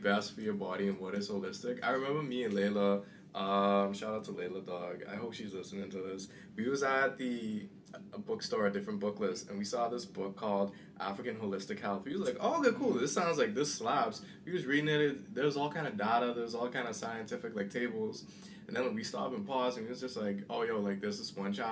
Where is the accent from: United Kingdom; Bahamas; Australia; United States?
Bahamas; moved away; me growing up in the Bahamas